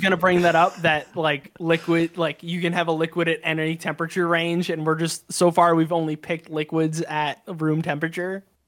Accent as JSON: {"language": "English", "country": "United States", "said": "I'm very American"}